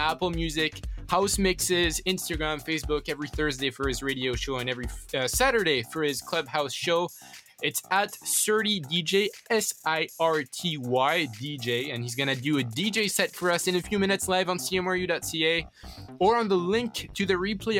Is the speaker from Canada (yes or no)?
no; Corsica, France; moved away; coming from Corsica